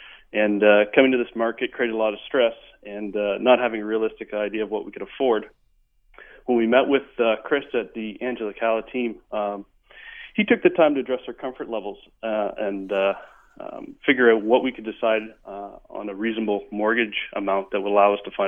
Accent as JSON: {"language": "English", "region": "Ontario", "country": "Canada", "lives_now": "Vancouver, Canada", "said": "We came from Ontario. Housing in Ontario is considerably less than it is in Vancouver."}